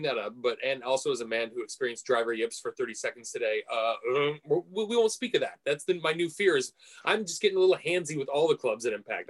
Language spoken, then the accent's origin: English; United States; because he's Canadian and I'm American